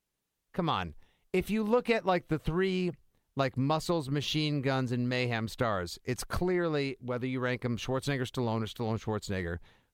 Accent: Boston, Massachusetts, United States; growing up in the Boston area

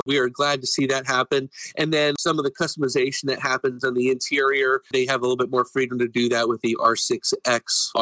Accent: Indiana, United States; I grew up in Indiana

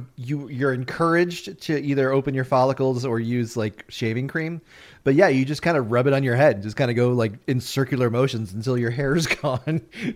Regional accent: Chicago, Illinois, United States; moved away; Because I grew up in Chicago.

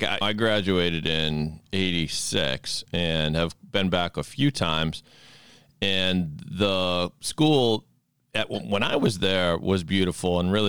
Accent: Sharon, Massachusetts, United States; growing up in Sharon, Mass, and kind of a little bit of a bubble I don't know. I mean, Sharon happens to be mostly Jewish and some immigrants and stuff like that.

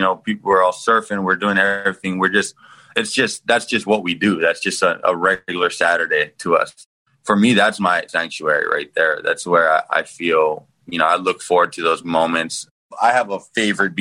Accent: Hawaii, United States; now in Miami, United States; the childhood in Hawaii is amazing

